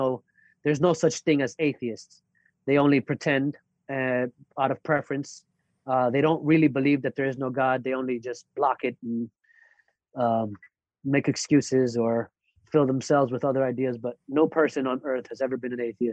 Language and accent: English; North Miami Beach, Florida, United States; moved away as an adult; now in New York, United States; I was born in New York, but I was raised in North Miami Beach, Florida.